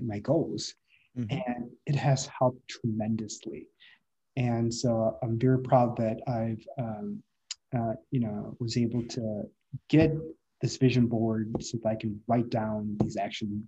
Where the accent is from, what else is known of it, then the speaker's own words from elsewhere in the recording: Midwest, United States; moved away as an adult; also born or lived in San Francisco; now in San Diego, United States; I'm from the Midwest